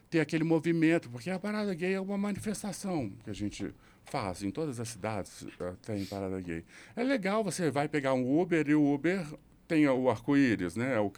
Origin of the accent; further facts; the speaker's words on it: Belo Horizonte, Minas Gerais, Brazil; se eu ficar um mês aqui em Belo Horizonte, meu sotaque volta